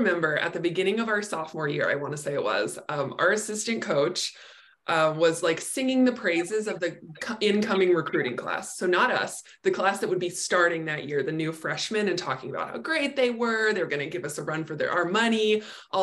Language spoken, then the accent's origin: English; California, United States; also born or lived in United Kingdom; I moved back to my home state of California, so I'm in San Diego now